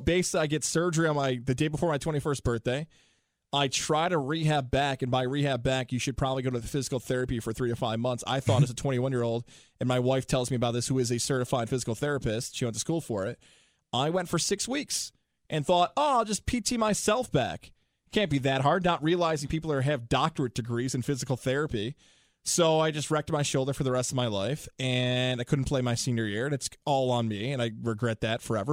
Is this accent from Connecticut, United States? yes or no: no; Syracuse, New York, United States; moved away as an adult; now in Capital Region, New York, United States; I'm from Syracuse, New York, from Salve High School. That's where I went to school.